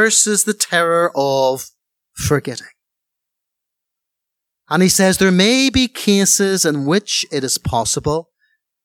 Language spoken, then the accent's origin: English; Belfast, Northern Ireland, United Kingdom; as a little boy growing up in Ireland and Belfast